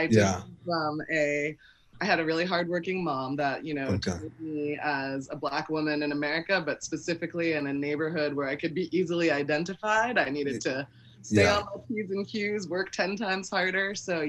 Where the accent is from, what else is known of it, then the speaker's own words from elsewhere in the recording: Newton, Massachusetts, United States; moved away as an adult; also born or lived in Boston; now in Brooklyn, United States; I'm first generation American or Caribbean American, and I grew up in Newton, Massachusetts.